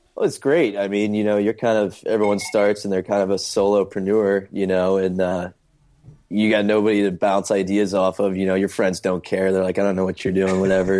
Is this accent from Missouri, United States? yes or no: yes; St. Louis, Missouri, United States; moved away as an adult; now in Charleston, United States; I'm originally from Saint Louis, Missouri, and then came to, uh, Charleston for college